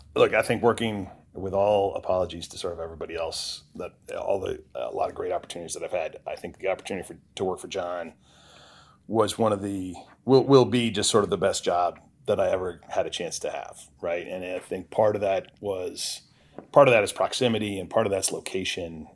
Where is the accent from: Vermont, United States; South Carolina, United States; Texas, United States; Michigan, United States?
Vermont, United States; Montpelier; moved away; grew up in, in Montpelier, Vermont